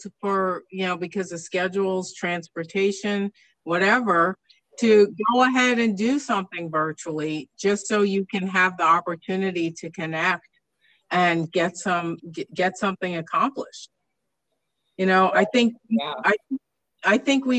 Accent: East Coast, United States; moved away; I came from the East Coast, and my school district was, you know, as a kid, it was frustrating to me because they were always the last to close the schools for snow

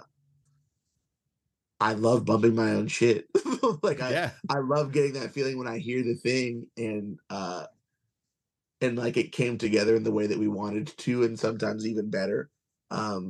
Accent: Kissimmee, Florida, United States; also born or lived in Long Island, New York; I'm originally from Long Island, but I grew up in Kissimmee.

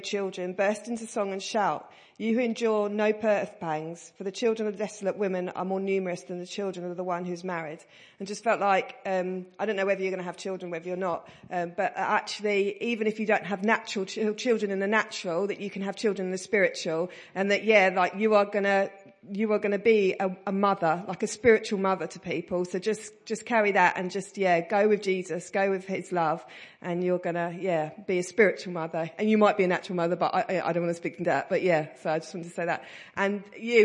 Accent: Stansted, East of England, United Kingdom; I come from Stansted in Essex

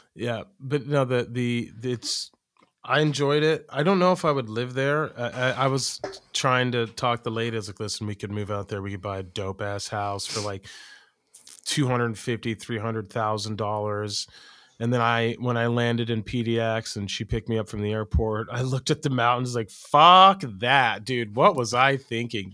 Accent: Oregon, United States; moved away; also born or lived in Iowa; I'm from Oregon

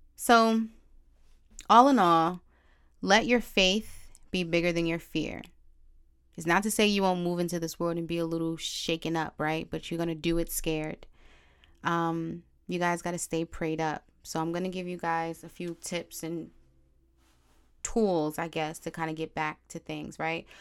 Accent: New York City, New York, United States; also born or lived in Brooklyn, New York / Bronx, New York; I was born in Brooklyn, technically raised in Harlem, and now I reside in the B X

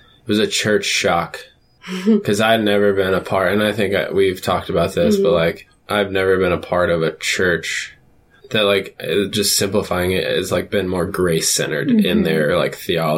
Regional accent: St. Louis, Missouri, United States; So we're both from St. Louis. We went to high school together

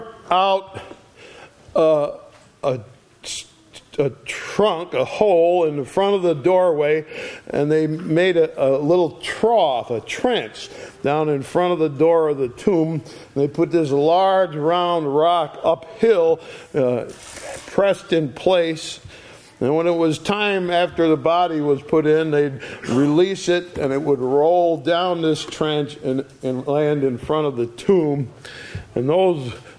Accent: Sharon, Connecticut, United States; I was born in Connecticut, in a little town called Sharon.

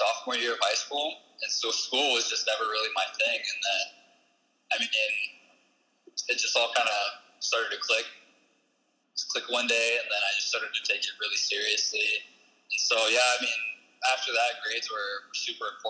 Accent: Sioux City, Iowa, United States; also born or lived in Rosebud / Omaha; I was born in Sioux City here in Sioux City, Iowa

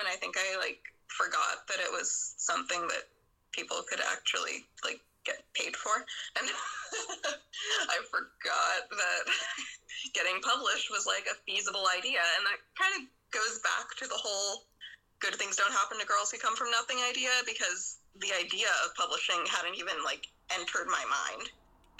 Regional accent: Pittsburgh, Pennsylvania, United States; moved away as an adult; now in San Francisco, United States; I live in San Francisco. I've been here for about 10 years, but I'm originally from Pittsburgh, Pennsylvania on the East Coast.

